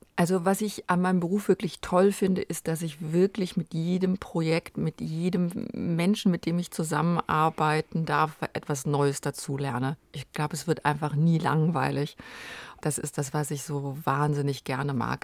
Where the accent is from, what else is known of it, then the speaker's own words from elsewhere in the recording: Kerpen, North Rhine-Westphalia, Germany; also born or lived in Frechen / Cologne; aufgewachsen bin ich da in Kerpen in der Nähe von Köln